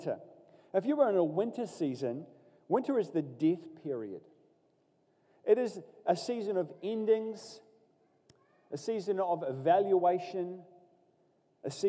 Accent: Katikati, Bay of Plenty, New Zealand; I grew up in Katikati in the Bay of Plenty

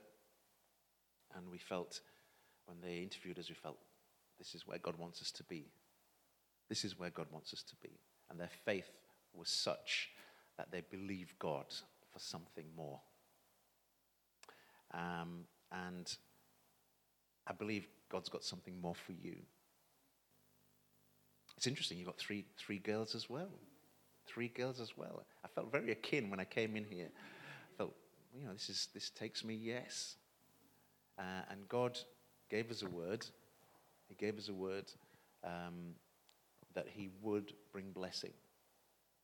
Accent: Leeds, Yorkshire and the Humber, United Kingdom; also born or lived in St. Kitts; now in Romford, United Kingdom; I was born in St. Kitts in the West Indies, but when I was 2 years old, my family emigrated to England, and we landed in Leeds. And I was raised in Leeds, so I'm a Yorkshireman

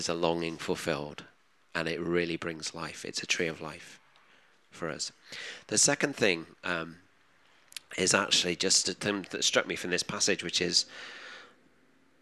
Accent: England, United Kingdom; our identity as English people

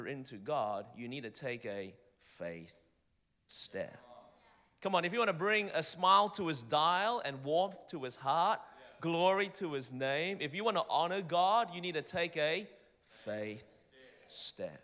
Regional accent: Melbourne, Victoria, Australia; accent: Australian; moved away; I'm originally from Melbourne, Australia

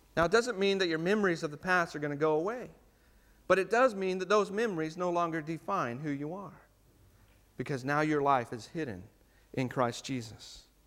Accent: United States; now in New Zealand; as an American

